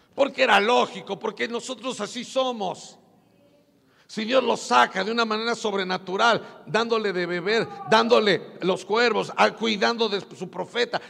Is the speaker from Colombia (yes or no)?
no; Puebla, Mexico; moved away; yo parecía puro indito de mi pueblo, de Puebla